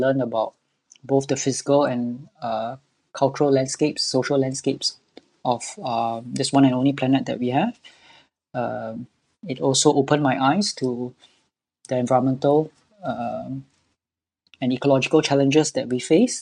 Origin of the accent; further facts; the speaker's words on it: Singapore; I'm born and bred in Singapore all my life